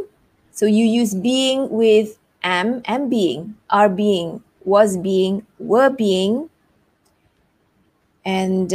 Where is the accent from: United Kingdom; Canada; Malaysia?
Malaysia; I am Malaysian.